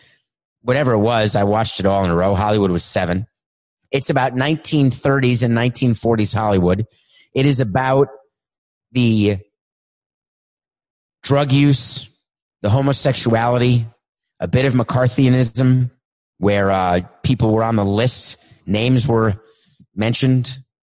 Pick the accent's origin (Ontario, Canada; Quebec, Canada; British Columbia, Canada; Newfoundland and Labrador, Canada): Quebec, Canada; Montreal; now in Florida, United States; I inherited an assistant in 2002 when I came from Montreal to Florida